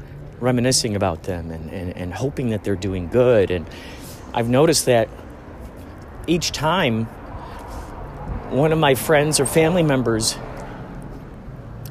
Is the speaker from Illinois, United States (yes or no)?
yes; Chicago, Illinois, United States; now in California, United States; I'm from the Chicagoland area